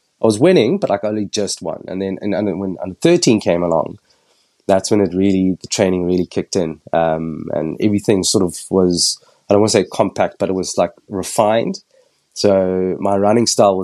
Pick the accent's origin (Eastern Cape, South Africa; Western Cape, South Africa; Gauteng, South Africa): Western Cape, South Africa; Cape Town; moved away as an adult; now in London, United Kingdom; born and raised in Cape Town, went to school locally